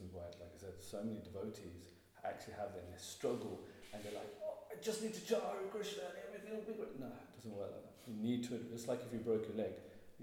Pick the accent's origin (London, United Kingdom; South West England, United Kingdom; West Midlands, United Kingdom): West Midlands, United Kingdom; Birmingham; I'm from Birmingham